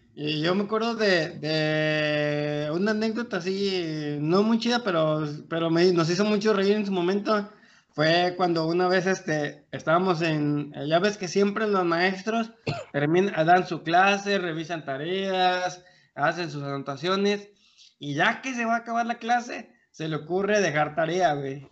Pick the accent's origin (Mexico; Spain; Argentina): Mexico; Colima; now in Querétaro, Mexico; de Colima y desde Querétaro